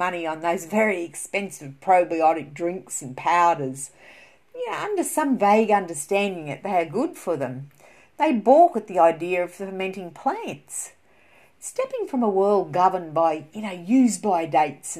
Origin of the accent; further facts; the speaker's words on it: Australia; that's an Australian terminology, as you can tell by my voice here. I've got German ancestry, but I am born and bred in Australia